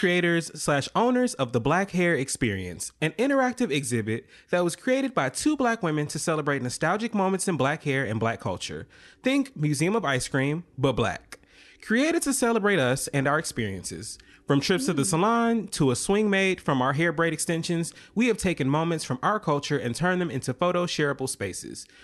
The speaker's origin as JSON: {"language": "English", "town": "Atlanta", "region": "Georgia", "country": "United States", "moved": "yes", "lives_now": "New York, United States", "said": "I am from Atlanta, but I do live in New York now."}